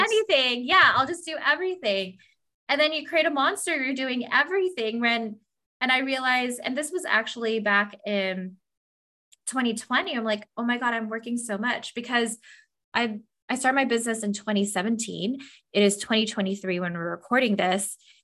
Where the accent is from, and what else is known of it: Southern California, United States; moved away as an adult; also born or lived in Los Angeles, California / Des Moines, Iowa / Indiana / Montana